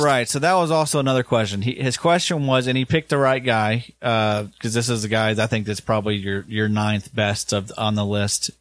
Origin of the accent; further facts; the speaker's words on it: the South, Kentucky, United States; growing up in the South